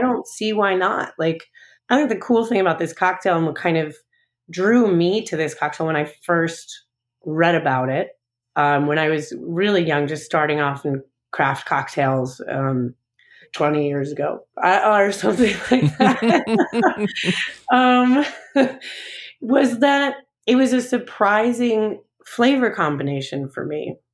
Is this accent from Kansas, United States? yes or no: no; Long Island, New York, United States; also born or lived in Chicago; now in St. Louis, United States; I'm originally from Long Island. I'm originally from New York.